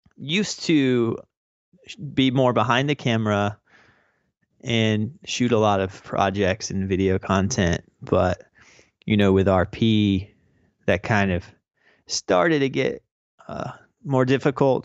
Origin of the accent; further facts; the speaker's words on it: North Carolina, United States; now in Brooklyn, United States; I live in Brooklyn, New York, but I am originally from North Carolina.